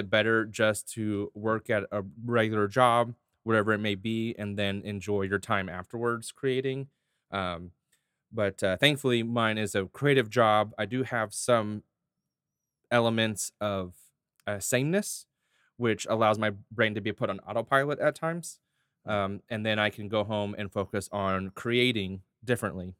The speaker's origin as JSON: {"language": "English", "town": "Hurst", "region": "Texas", "country": "United States", "tie": "born or raised there", "said": "I grew up in Hearst"}